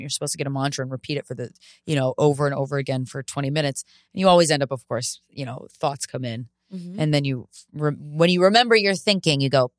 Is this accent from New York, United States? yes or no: yes; New York, United States; It just happens to be a mirror to how fast my pace actually is as a New Yorker.